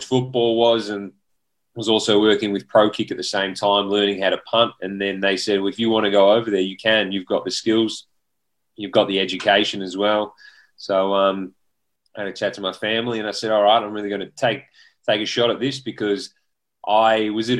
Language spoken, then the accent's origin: English; Bunyip, Victoria, Australia; moved away as an adult; also born or lived in Houston, United States; I grew up in Bunyip, played footy for the Bulldogs